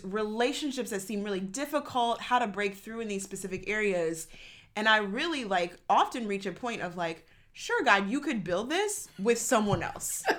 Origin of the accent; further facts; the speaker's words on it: Cleveland, Ohio, United States; moved away as an adult; also born or lived in St. Louis; I grew up in Cleveland.